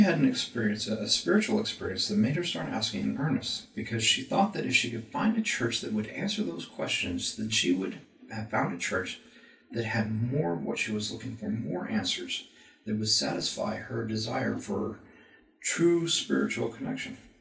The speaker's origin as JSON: {"language": "English", "region": "Texas", "country": "United States", "tie": "born or raised there", "also_born_or_lived": "Florida / Illinois / Virginia", "moved": "as an adult", "lives_now": "Utah, United States", "said": "I grew up in Texas"}